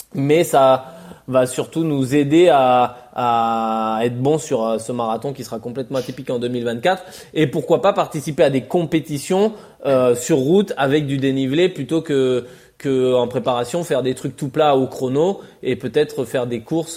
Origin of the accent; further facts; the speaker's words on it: France; en tant que Français